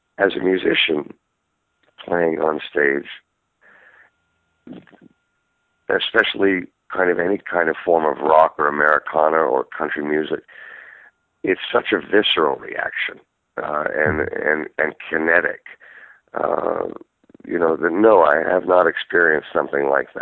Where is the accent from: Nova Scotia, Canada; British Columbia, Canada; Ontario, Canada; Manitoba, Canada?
Ontario, Canada; Toronto; I grew up in Toronto, Canada